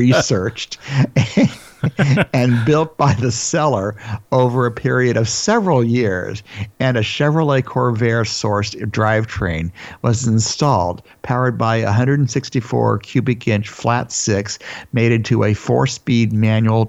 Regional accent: Los Angeles, California, United States; My hometown

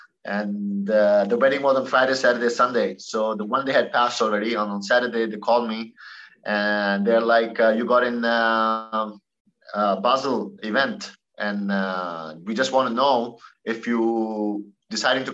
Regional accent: Pakistan; being a Pakistani and a tennis player

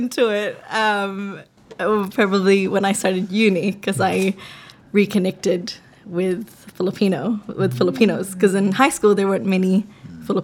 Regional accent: Auckland, New Zealand; also born or lived in Cebu, Philippines; raised in New Zealand

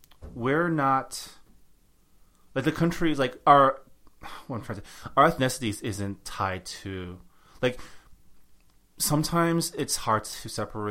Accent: United States; That's kind of the cool thing about growing up in the States, is because we're exposed to a lot of cultures

